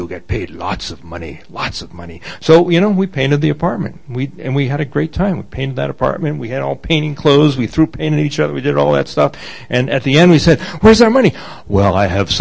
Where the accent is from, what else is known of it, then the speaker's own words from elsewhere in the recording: Boston, Massachusetts, United States; I grew up in Massachusetts. Grew up in a place called Dorchester, Massachusetts, which is right next to South Boston